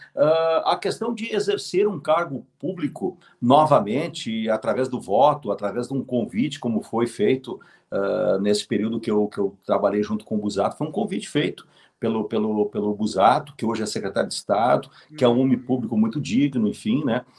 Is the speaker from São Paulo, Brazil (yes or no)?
no; Canoas, Rio Grande do Sul, Brazil; Canoas, ah, Canoas, a... minha terra